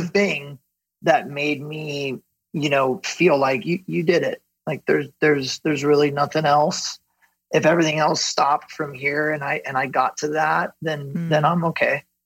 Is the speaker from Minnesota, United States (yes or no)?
no; Ventura, California, United States; I grew up in Ventura, um, which is a small coastal town just south of Santa Barbara here in Southern mm-hmm. California